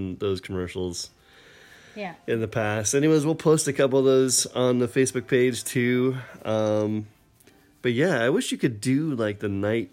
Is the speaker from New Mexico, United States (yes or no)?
no; Maine, United States; moved away; I'm originally from Maine